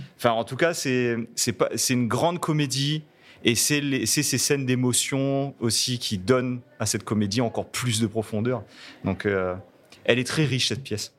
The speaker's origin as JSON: {"language": "French", "country": "Réunion", "first_language": "Réunion Creole", "second_language": "French"}